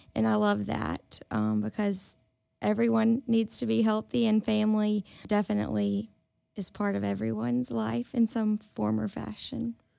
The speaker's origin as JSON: {"language": "English", "town": "Indianola", "region": "Mississippi", "country": "United States", "tie": "born or raised there", "also_born_or_lived": "Tuscaloosa, Alabama", "moved": "as an adult", "said": "I grew up in Indianola, Mississippi."}